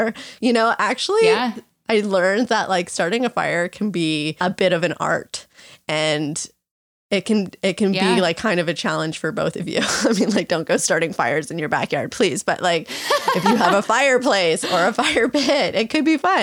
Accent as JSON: {"language": "English", "country": "Canada", "said": "I'm from Canada."}